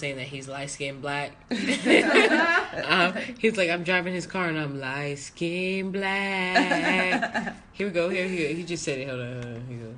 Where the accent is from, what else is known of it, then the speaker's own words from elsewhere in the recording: Round Rock, Texas, United States; I grew up in Round Rock, where it's like you're the only black kid in your class